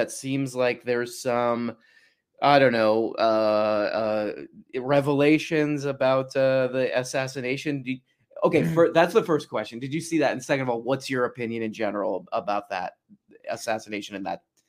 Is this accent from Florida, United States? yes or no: yes; Miami, Florida, United States; moved away; I grew up mostly in Miami.